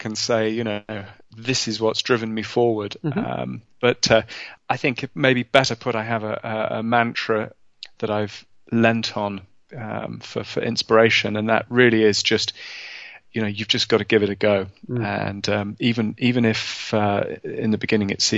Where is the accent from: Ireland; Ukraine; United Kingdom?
United Kingdom; London; I was born in London, in England, in the 1970s